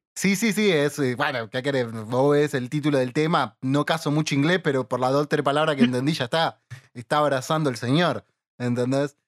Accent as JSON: {"language": "Spanish", "town": "Villa Ballester", "region": "Buenos Aires Province", "country": "Argentina", "said": "Tanto Leo como yo somos de Villa Ballester, o bueno, alrededores"}